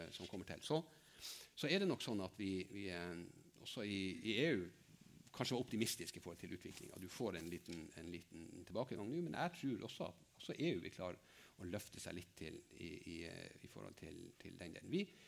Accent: Finnmark, Norway; jeg kommer fra Finnmark

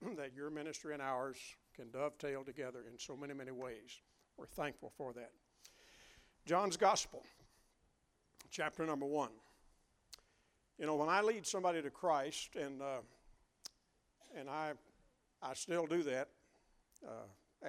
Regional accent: Western Kentucky, United States; growing up in Western Kentucky

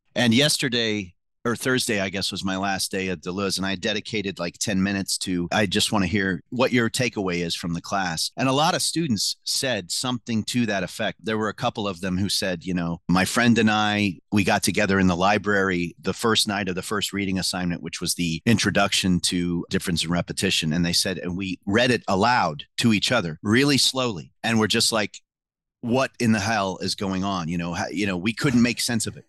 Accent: Mattoon, Illinois, United States; I grew up in Mattoon, Illinois

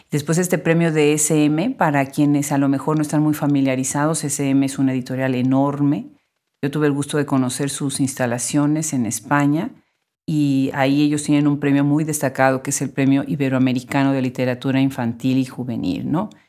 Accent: Mexico City, Mexico; Soy de la Ciudad de México. Estudié en la UNAM

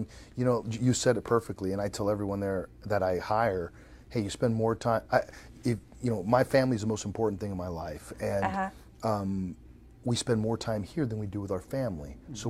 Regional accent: Venezuela; And by the way, I grew up in Venezuela, a third world country, right?

